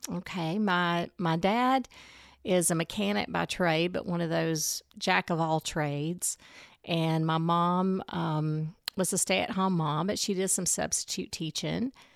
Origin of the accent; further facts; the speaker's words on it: Alexandria, Alabama, United States; moved away as an adult; also born or lived in Mobile, Alabama / Atlanta, Georgia; now in Coleman; I grew up in Alexandria, Alabama. That's near Anniston, Gadsden area.